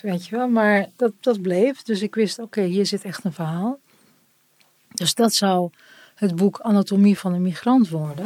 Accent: Turkey; En ik ben Turks

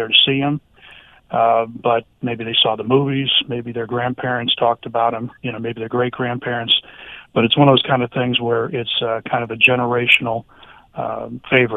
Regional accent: South Florida, United States; South Florida is home base

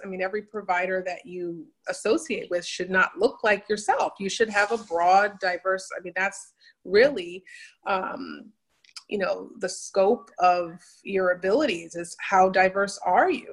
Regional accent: New Haven, Connecticut, United States; I'm originally from Connecticut, uh, New Haven, Connecticut, where I grew up.

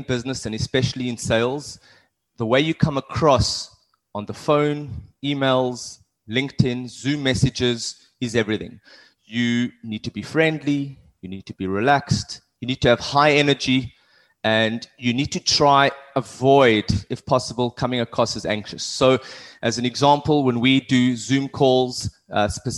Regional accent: South Africa; moved away; also born or lived in Cape Town; I've done a lot of sports when I grew up in South Africa.

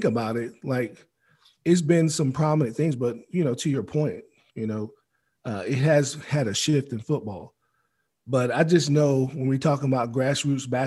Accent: Maryland, United States; I'm from Maryland

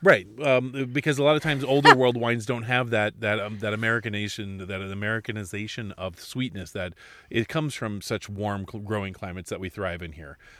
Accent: Alaska, United States; I was born and raised in Alaska, and we had two months to grow things

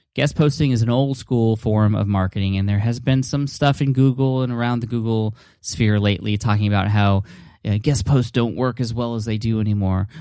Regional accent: San Diego, California, United States; I'm from San Diego

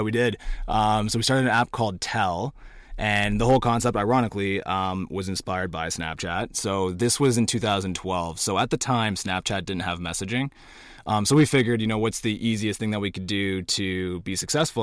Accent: Cornwall, Ontario, Canada; I'm from Cornwall

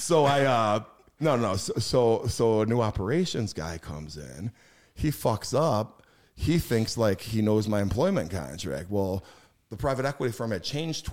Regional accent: Schaumburg, Illinois, United States; I grew up in Schaumburg, Illinois, which is a very middle class area

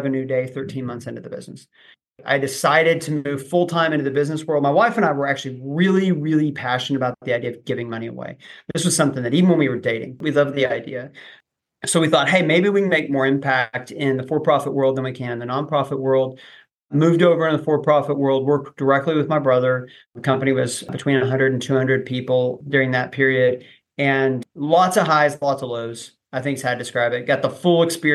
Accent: Oklahoma, United States; I grew up in Oklahoma, went to OU as a finance major

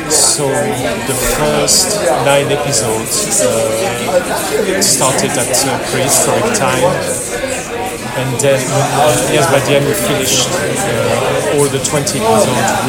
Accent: Belgium; also born or lived in Poland; now in London, United Kingdom; I was born in Belgium

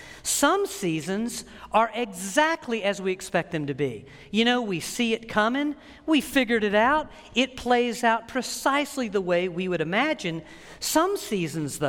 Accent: United States; as an American

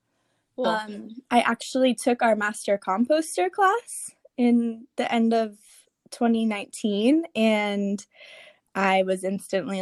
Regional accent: Florida, United States; moved away as an adult; now in California, United States; I grew up in Florida

